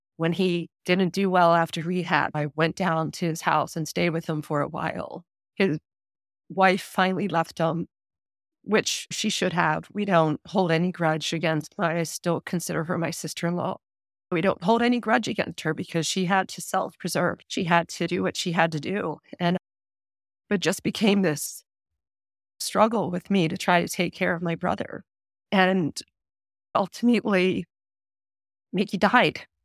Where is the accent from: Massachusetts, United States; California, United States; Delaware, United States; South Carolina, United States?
Delaware, United States; I grew up in Delaware, small town in Delaware, born and raised there.